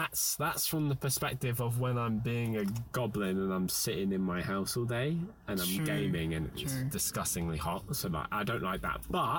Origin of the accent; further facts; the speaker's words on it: United Kingdom; Even if I'm British, I get cold easy.